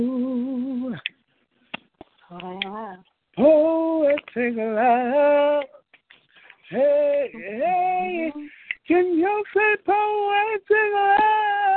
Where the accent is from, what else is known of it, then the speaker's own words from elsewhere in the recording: Richmond, Virginia, United States; also born or lived in Washington, D.C.; now in New York, United States; I'm born and raised in Richmond, Virginia, by way of Washington, D.C., and now I live in New York